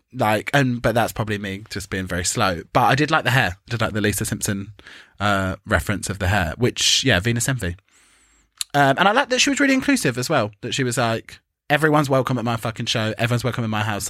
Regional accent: England, United Kingdom; But the fact that we're English

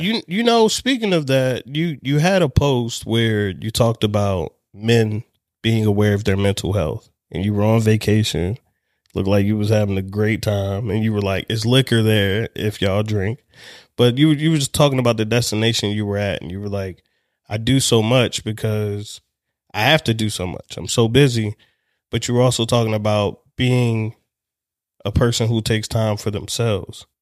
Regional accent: Baltimore, Maryland, United States; I'm from Baltimore

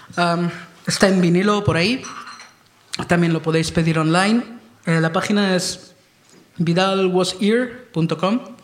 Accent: France; soy francés

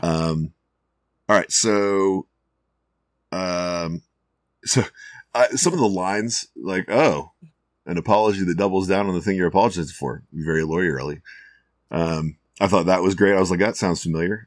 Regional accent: Houston, Texas, United States; I grew up in Houston

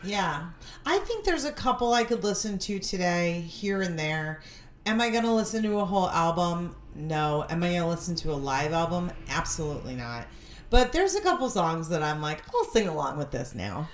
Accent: Stamford, Connecticut, United States; my friends and I, we grew up in Stamford, Connecticut

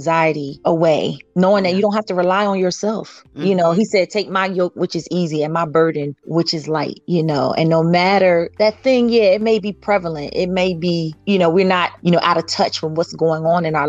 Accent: Williamsburg, Virginia, United States; I'm from Williamsburg, Virginia

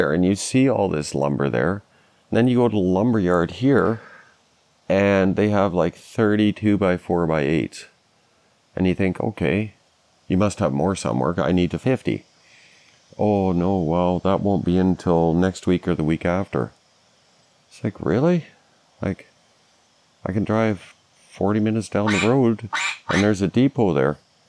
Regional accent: Scotland, United Kingdom; and that therein lies the problem with finishing my house is I'm Scottish. I just won't pay that.

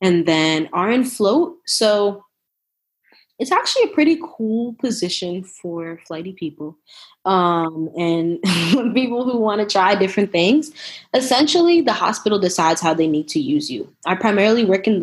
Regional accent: New Jersey, United States; moved away as an adult; also born or lived in Brooklyn, New York / Philadelphia / Nashville / San Antonio; now in Austin, United States; I'm originally from New Jersey, born in Brooklyn, raised in Jersey. I currently live in Austin, Texas

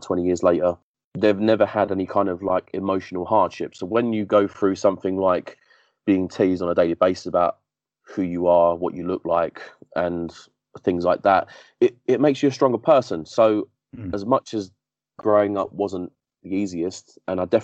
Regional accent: Essex, East of England, United Kingdom; also born or lived in Barking, London; when I was about 5 years old, my mum moved out of the area to Essex, and we moved

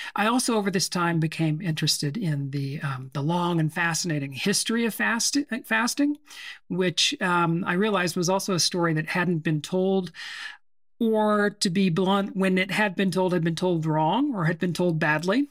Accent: Temple, Texas, United States; moved away; also born or lived in Seattle; I grew up in a town called Temple, which is, um, on Interstate thirty-five between Waco and Austin.

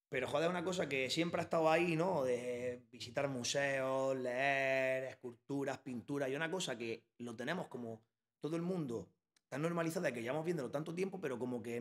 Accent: Bilbao, Basque Country, Spain; now in Almería, Spain; yo me vine de Bilbao y no me vine a Almería, me vine a Guamarga

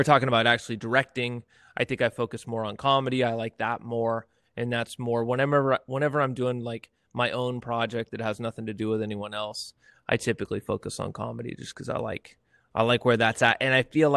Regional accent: near Yosemite, Sierra Nevada foothills, California, United States; now in Fresno, United States; born and raised up near Yosemite

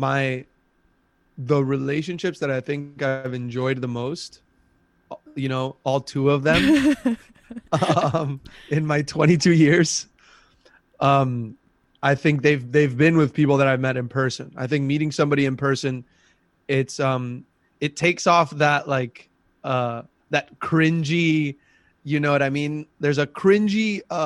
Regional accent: Miami, Florida, United States; now in New York, United States; I used to be tan when I was growing up in Miami, like really young, and I was playing soccer, and then New York

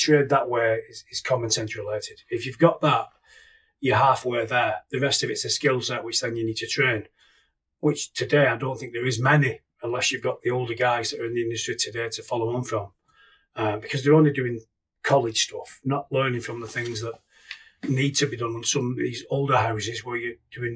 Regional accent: Keresley, West Midlands, United Kingdom; In Kersley. I've never moved. My parents are still there now. And now I'm living on the same street as them. Always stayed there. Been there since birth.

